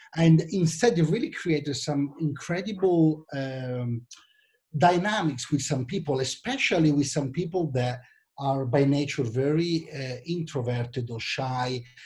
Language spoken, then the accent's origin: English; Milan, Lombardy, Italy; accent: Italian; English is a second language; also born or lived in London; you might understand that from my accent, I'm from Italy, actually from Milan.